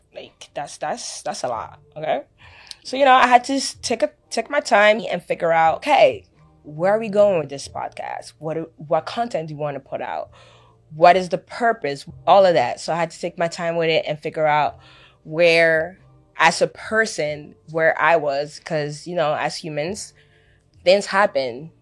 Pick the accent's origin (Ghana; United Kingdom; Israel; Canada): Ghana; I'm from Africa. Ghana, to be precise.